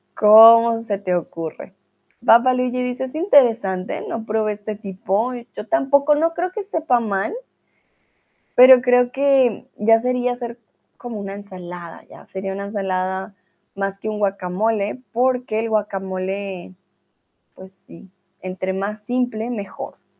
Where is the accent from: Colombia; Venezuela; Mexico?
Colombia; Es una comida muy común en mi país